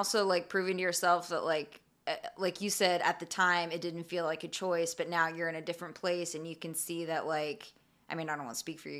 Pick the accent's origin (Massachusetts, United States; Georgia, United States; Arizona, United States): Arizona, United States; moved away; I grew up in Arizona